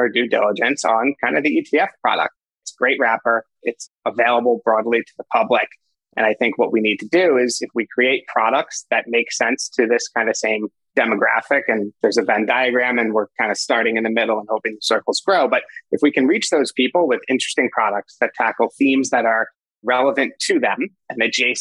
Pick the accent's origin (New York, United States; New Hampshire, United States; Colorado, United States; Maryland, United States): New York, United States; New York City; moved away as an adult; now in Northern California, United States; Born and raised in New York. Actually grew up with my co-founder, Will, which I'm sure we'll get into, in Manhattan